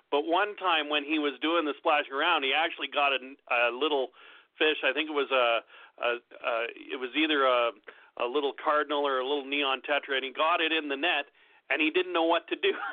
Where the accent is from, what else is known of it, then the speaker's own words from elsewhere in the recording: Canada; I'm from Canada